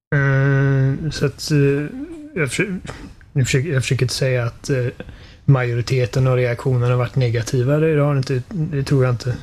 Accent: Sweden; vi är svenskar

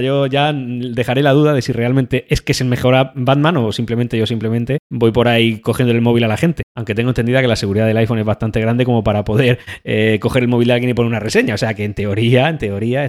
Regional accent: Spain; nosotros somos de España

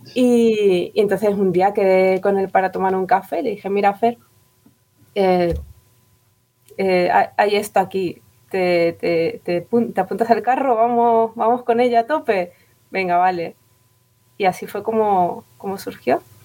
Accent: Madrid, Community of Madrid, Spain; now in Tenerife, Spain; Yo nací en Madrid, pero me vine para acá, pero llevo ya aquí viviendo 20 años

